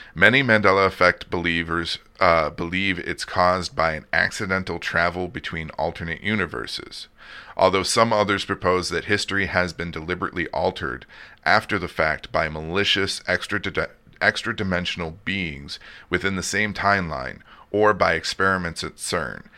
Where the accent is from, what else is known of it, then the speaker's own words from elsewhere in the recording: outside of Detroit, Michigan, United States; moved away; I grew up outside of Detroit